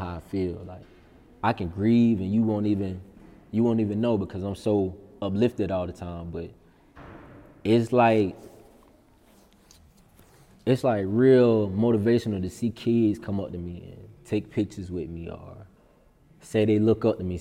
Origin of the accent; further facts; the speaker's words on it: Sumter, South Carolina, United States; being in the newspaper for my hometown